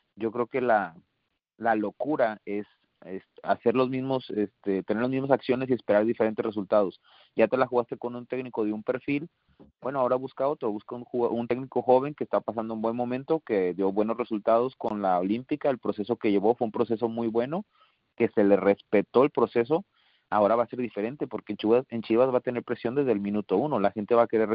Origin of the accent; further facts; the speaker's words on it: Monterrey, Nuevo León, Mexico; moved away; Yo que soy de Monterrey, que, que, que viví mucho tiempo ahí